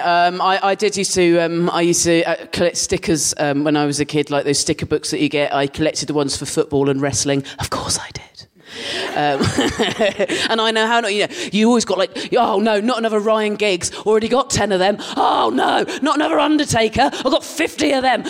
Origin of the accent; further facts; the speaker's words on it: Dorset, South West England, United Kingdom; moved away as an adult; now in London, United Kingdom; I grew up in Dorset and um, I lived there till I was 18